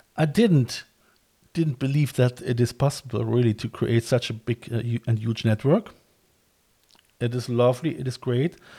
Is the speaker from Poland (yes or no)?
no; Cologne, North Rhine-Westphalia, Germany; moved away as an adult; now in Ireland; I'm from Cologne as well